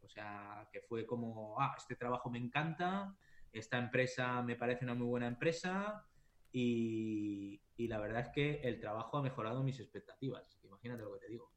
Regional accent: Valladolid, Castile and León, Spain; moved away as an adult; also born or lived in Japan; now in Sweden; soy de Valladolid

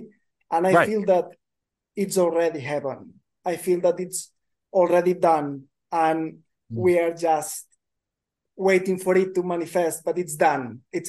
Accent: Barcelona, Catalonia, Spain; now in Finland; I'm from Barcelona in Spain, but I'm now in Finland.

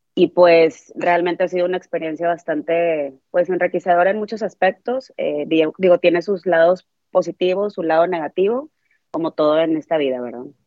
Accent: Monterrey, Nuevo León, Mexico; moved away as an adult; now in United States; Yo soy de Monterrey, Monterrey, Nuevo León

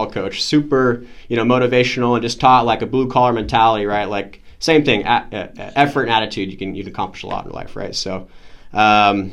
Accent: Edmonds, Washington, United States; I'm from Edmonds, Washington, so nice local kid

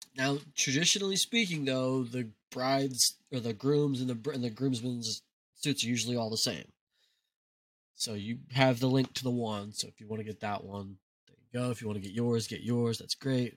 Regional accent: United States; being American

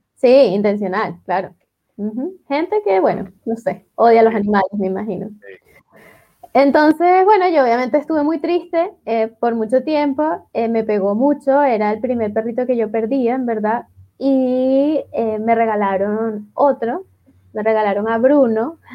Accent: Venezuela; moved away as an adult; now in Chile; yo soy venezolana, eh, yo me formé en Venezuela

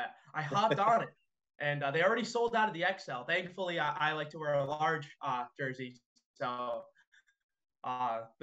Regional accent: right outside of Boston, Massachusetts, United States; I am a New Englander. I grew up right outside of Boston

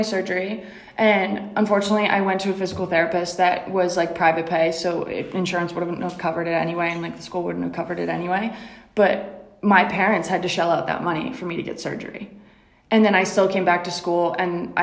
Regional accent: Rhode Island, United States; I'm from Rhode Island

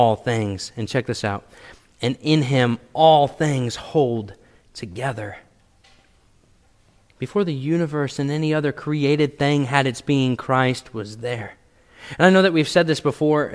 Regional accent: Washington, United States; now in Missouri, United States; Before I moved to Missouri, I was born in Washington State

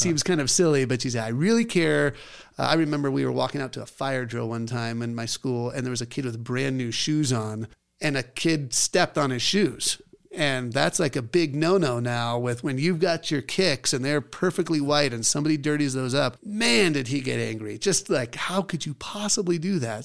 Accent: Scotland, United Kingdom; I'm Scottish.

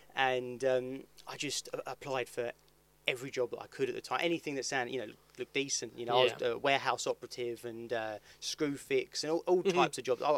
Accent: Dartford, South East England, United Kingdom; I grew up in Dartford. It's quite boring really. I've lived in Dartford, I've worked in Dartford. I live East Hill, and I work on West Hill

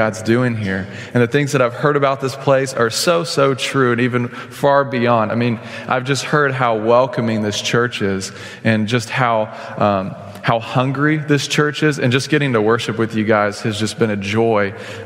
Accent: Stephenville, Texas, United States; moved away as an adult; now in Oklahoma, United States; I grew up in Stephenville, Texas on a dairy farm.

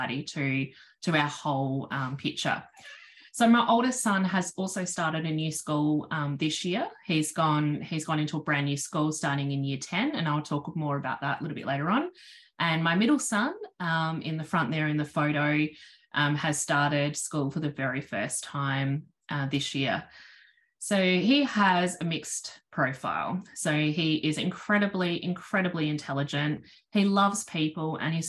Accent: South Australia, Australia; I'm from South Australia.

